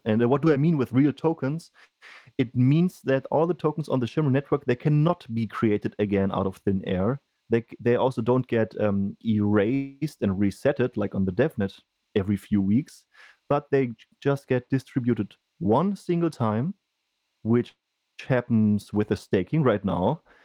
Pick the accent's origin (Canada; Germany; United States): Germany; I come from Germany